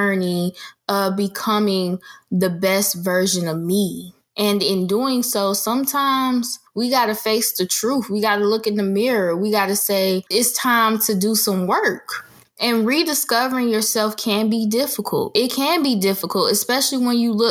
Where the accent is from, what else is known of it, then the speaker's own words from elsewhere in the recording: Jacksonville, Florida, United States; moved away as an adult; now in Orlando, United States; I have always wanted to move out of my hometown, Jacksonville